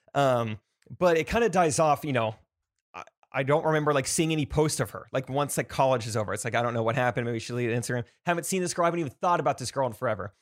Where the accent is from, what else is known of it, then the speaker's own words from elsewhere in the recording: Stratford, Missouri, United States; I'm from Stratford